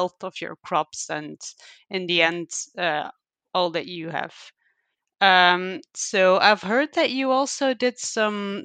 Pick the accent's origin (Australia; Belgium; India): Belgium; I am from Belgium.